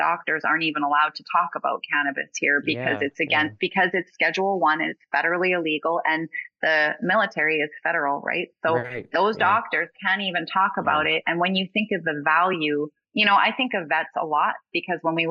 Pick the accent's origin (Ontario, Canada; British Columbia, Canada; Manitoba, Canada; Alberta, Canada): Alberta, Canada; I'm from Alberta